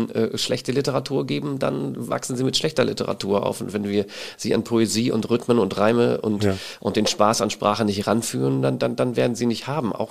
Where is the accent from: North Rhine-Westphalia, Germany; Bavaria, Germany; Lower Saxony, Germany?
Lower Saxony, Germany; Emden; now in Klagenfurt, Austria; Ich komme ähm, aus Emden, ja, Ostfriese.